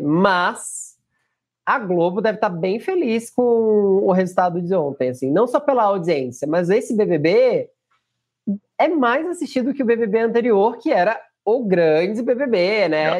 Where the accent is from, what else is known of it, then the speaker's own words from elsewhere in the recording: Northeast Region, Brazil; eu sou nordestino